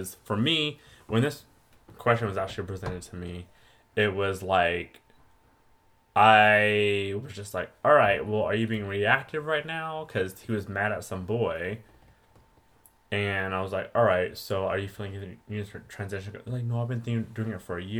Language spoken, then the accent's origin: English; Riverside, California, United States; I'm from Riverside